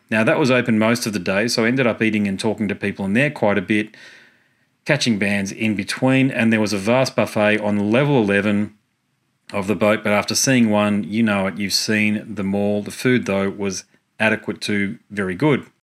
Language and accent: English; Gold Coast, Queensland, Australia; my hometown, the Gold Coast in Queensland